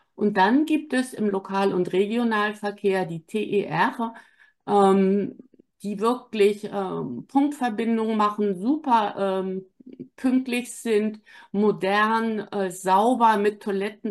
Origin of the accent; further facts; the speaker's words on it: Wittenborn, Schleswig-Holstein, Germany; also born or lived in Southern France; now in Hamburg, Germany; Ich bin in Wittenborn zur Schule gegangen. Das ist acht Kilometer von Bad Segeberg